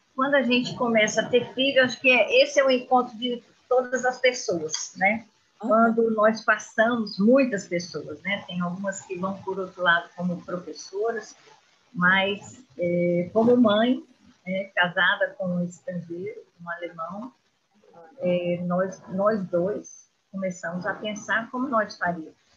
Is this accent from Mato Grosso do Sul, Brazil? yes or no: no; Brasília, Federal District, Brazil; moved away as an adult; now in Germany; Sou natural de Brasília